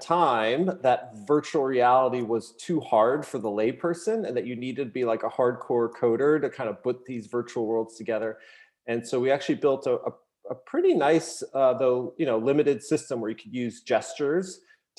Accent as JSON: {"language": "English", "region": "Massachusetts", "country": "United States", "tie": "born or raised there", "also_born_or_lived": "Los Angeles, California", "said": "I was actually born in LA, lived there for a few years, but I basically grew up here in Massachusetts"}